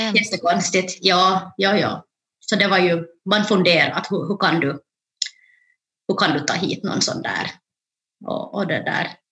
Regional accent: Jakobstad, Ostrobothnia, Finland; moved away as an adult; also born or lived in Ethiopia; now in Turku, Finland; då kom jag till Jakobstad där jag är uppvuxen

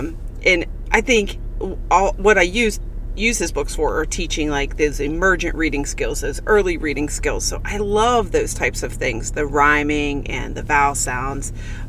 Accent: Wheeling, West Virginia, United States; I'm from Wheeling

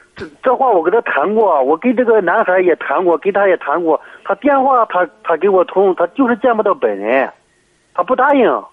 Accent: Heze, Shandong, China; 我是菏泽的。

